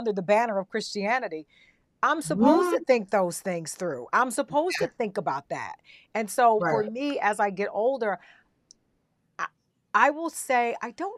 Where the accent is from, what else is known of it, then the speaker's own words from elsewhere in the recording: the South, United States; moved away; also born or lived in New York; I grew up in the South, so you already know the Bible Belt